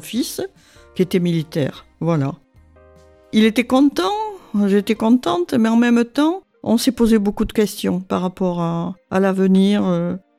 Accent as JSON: {"language": "French", "area": "Gironde", "region": "Nouvelle-Aquitaine", "country": "France", "tie": "born or raised there", "also_born_or_lived": "Dordogne", "said": "je suis né à Goriac en Gironde, euh, puisque mes parents habitaient en Dordogne"}